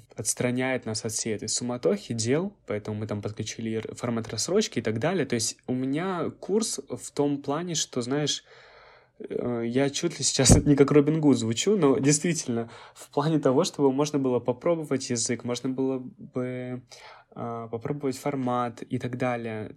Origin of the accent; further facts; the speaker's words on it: Krasnoyarsk, Krasnoyarsk Krai, Russia; moved away; в моем родном городе Красноярске.